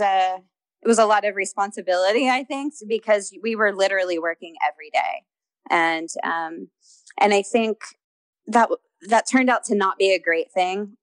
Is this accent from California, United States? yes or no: no; Houston, Texas, United States; moved away as an adult; also born or lived in Los Angeles; I grew up in Houston